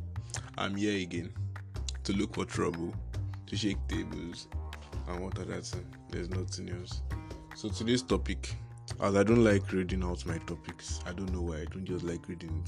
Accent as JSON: {"language": "English", "country": "Nigeria", "said": "I am a Nigerian"}